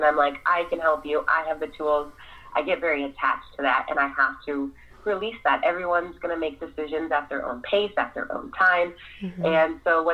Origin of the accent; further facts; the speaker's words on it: United States; I'm African American